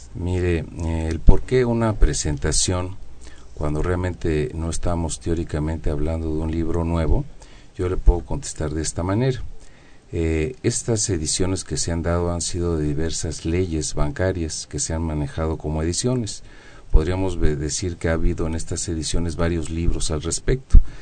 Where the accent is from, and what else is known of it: Mexico